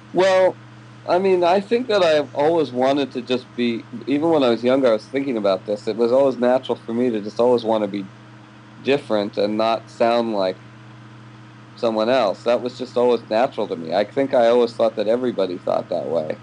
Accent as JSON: {"language": "English", "town": "Ventura", "region": "California", "country": "United States", "tie": "born or raised there", "said": "I grew up in California in Ventura"}